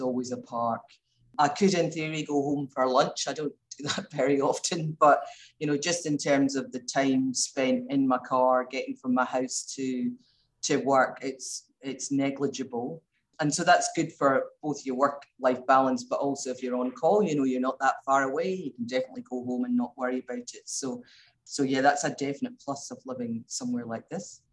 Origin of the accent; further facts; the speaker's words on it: Glasgow, Scotland, United Kingdom; moved away as an adult; also born or lived in Melbourne, Australia; now in Mildura, Australia; So I came from Glasgow, which was a big city. I moved out to Australia.